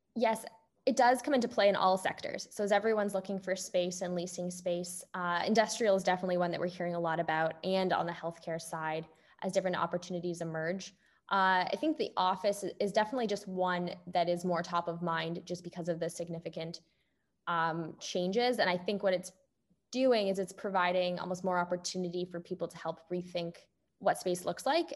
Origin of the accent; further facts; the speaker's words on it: Canada; moved away as an adult; also born or lived in Toronto; now in Bay Area, United States; I'm Canadian